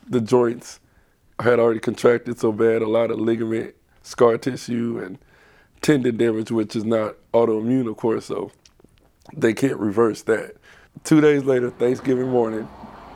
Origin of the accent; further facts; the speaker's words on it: East Palo Alto, California, United States; moved away; also born or lived in Southern Oregon University; I grew up in East Palo Alto, California, which is a pretty rough neighborhood